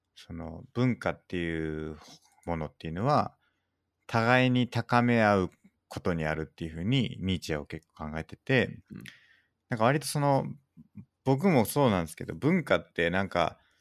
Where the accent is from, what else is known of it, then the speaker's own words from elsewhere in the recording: Hyogo, Japan; moved away; 兵庫県だ。しかも、僕の出身の